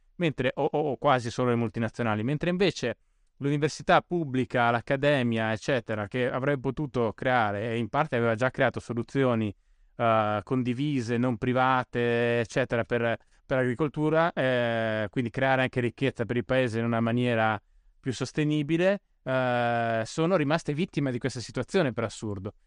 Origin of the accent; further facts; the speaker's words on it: Bolzano, Trentino-Alto Adige, Italy; now in Rome, Italy; io sono originario di Bolzano, ah. vivo, vivo, a Roma